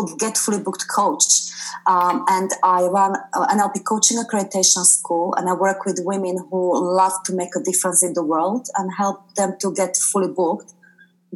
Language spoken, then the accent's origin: English; Slovakia; moved away as an adult; now in United Kingdom; Originally, I'm from Slovakia